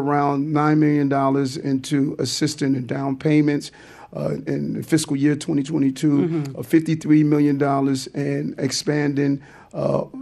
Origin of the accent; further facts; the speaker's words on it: New York City, New York, United States; I grew up in Brooklyn